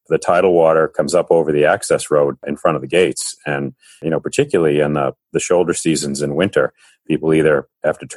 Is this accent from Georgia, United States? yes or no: no; Beverly, Massachusetts, United States; also born or lived in Ipswich; I grew up on the North Shore up in Beverly, and I've lived in Ipswich since 1982.